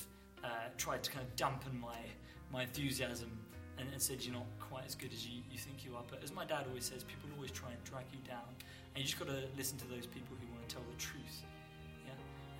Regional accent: Dagenham, London, United Kingdom; remember the name. I'm from Dagenham, and I inspect Charlie's restaurant kitchens, mainly around the local area.

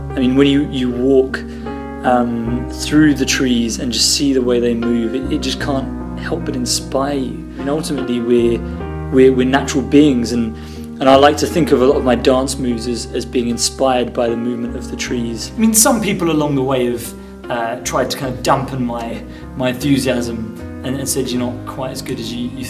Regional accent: Dagenham, London, United Kingdom; remember the name. I'm from Dagenham, and I inspect Chinese restaurant kitchens, mainly around the local area.

